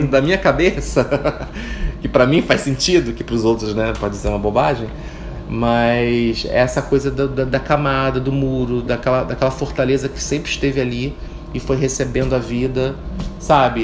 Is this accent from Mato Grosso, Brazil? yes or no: no; Rio de Janeiro, Brazil; eu fui criada em Piedade